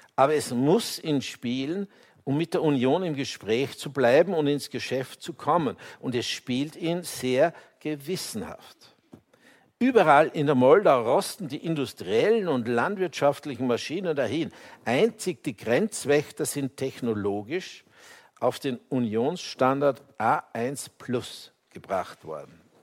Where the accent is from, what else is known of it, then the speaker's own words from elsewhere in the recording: Austria; ich als Österreicher